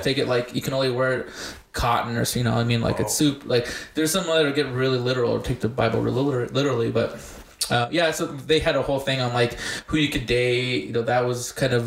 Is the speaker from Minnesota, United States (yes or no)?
no; Bernalillo, New Mexico, United States; also born or lived in Compton, California / Albuquerque, New Mexico; we grew up here in Bernalillo